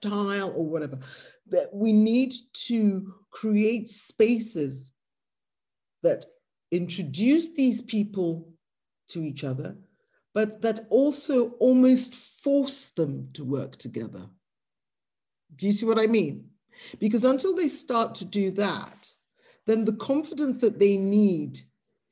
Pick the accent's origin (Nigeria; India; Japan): Nigeria; I, as a Nigerian